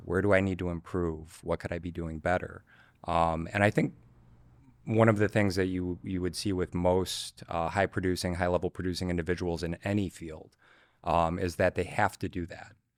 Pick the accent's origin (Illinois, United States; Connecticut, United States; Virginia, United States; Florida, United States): Illinois, United States; Chicago; born and raised in Chicago, uh, grew up on the north side, Old Town, Lincoln Park, Lakeview